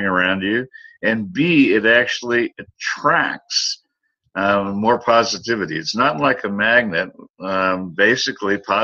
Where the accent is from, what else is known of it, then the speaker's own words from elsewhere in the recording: United States; my home country, the United States